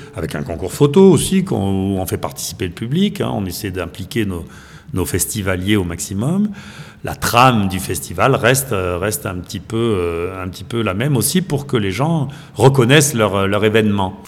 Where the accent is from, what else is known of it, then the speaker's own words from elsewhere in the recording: the Midi, southern France, France; moved away as an adult; also born or lived in Brittany / Toulouse area; now in Saint-Martin-en-Haut, France; je suis né en Bretagne, j'ai été élevé dans le Midi